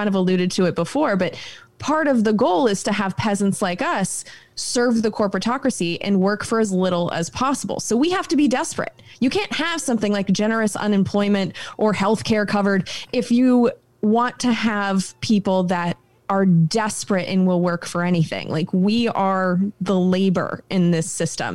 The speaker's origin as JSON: {"language": "English", "country": "United States", "said": "as an American"}